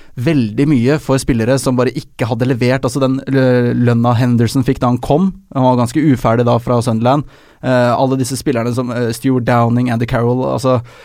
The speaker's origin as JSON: {"language": "Norwegian", "region": "Oslo", "country": "Norway", "said": "Jeg er ikke fra Drammen, jeg er fra Oslo"}